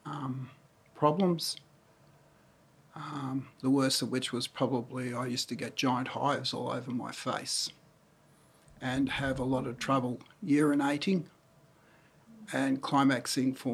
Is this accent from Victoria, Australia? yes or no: no; Cessnock, New South Wales, Australia; also born or lived in Newcastle, New South Wales / Speers Point, New South Wales; I was born in Newcastle in 1953 and lived in Spears Point till 8.5 years of age, then shifted to Cessnock and lived there for a fair part of my life until I was in my mid-adult years